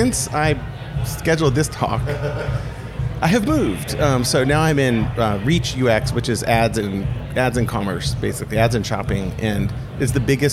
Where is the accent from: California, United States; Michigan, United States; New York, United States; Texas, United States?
California, United States; the Bay Area; moved away as an adult; also born or lived in Paris; I'm from the Bay Area